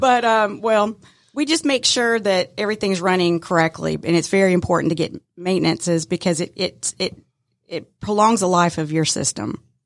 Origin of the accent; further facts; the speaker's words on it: Decatur, Georgia, United States; I was born and raised in the metro Atlanta area, um, so, yeah, I'm, I'm a Decatur girl